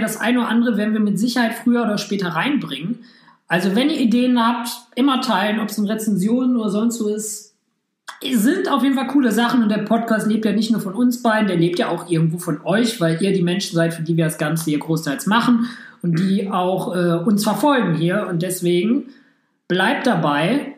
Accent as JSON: {"language": "German", "town": "Hamm", "region": "North Rhine-Westphalia", "country": "Germany", "moved": "as an adult", "lives_now": "Düsseldorf, Germany", "said": "Ich komme ursprünglich aus Hamm, das ist zwischen Dortmund und Münster."}